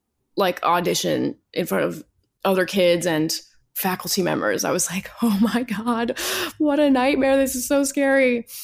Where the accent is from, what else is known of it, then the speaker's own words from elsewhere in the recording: New York City, New York, United States; Born and raised in Manhattan.